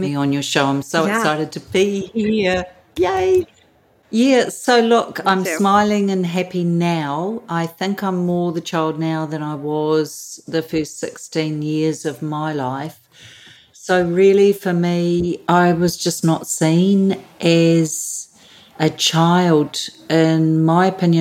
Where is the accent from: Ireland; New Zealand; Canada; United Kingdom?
New Zealand; Auckland; born and bred Kiwi in New Zealand, so Auckland, New Zealand.